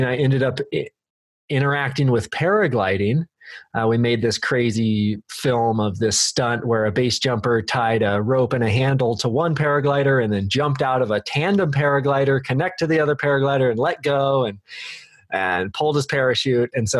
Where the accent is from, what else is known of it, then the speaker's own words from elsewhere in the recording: Redmond, Oregon, United States; also born or lived in Bend, Oregon; I was born in Bend and raised in Redmond.